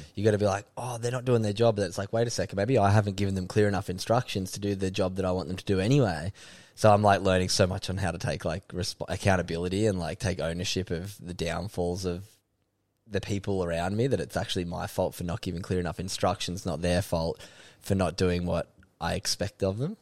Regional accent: Sydney, New South Wales, Australia; moved away as an adult; also born or lived in Byron Bay / Kingscliff; now in Gold Coast, Australia; I grew up in Sydney's Northern Beaches, beautiful part of the world at North Narrabeen

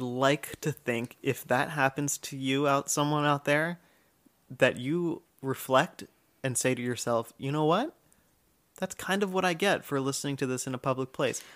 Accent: United States; I'm American

